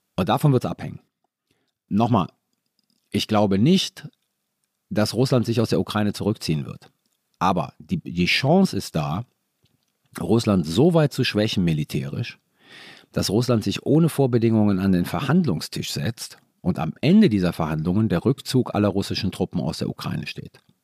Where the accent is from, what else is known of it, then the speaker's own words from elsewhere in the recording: Italy; Ich war Italiener